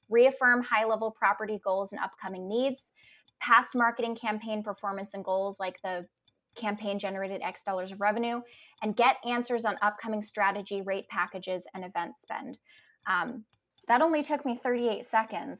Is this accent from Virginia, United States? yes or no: no; Providence, Rhode Island, United States; I grew up in Providence, Rhode Island